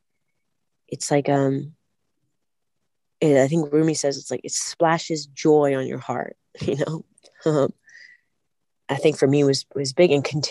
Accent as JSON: {"language": "English", "region": "California", "country": "United States", "said": "I'm from California"}